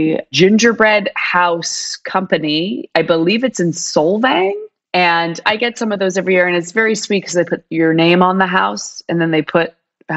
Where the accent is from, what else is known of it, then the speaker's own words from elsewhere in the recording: Canada; I grew up in Canada. I grew up in Canada.